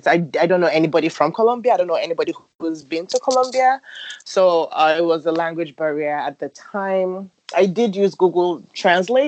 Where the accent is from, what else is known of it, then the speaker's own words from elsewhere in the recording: Nigeria; moved away as an adult; now in Chicago, United States; growing up in Nigeria